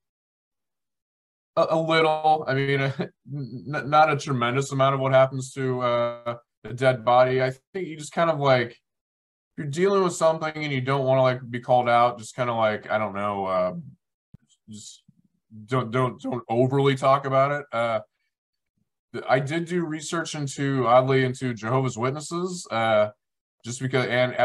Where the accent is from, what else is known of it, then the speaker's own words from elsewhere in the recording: Kansas, United States; We're both from Kansas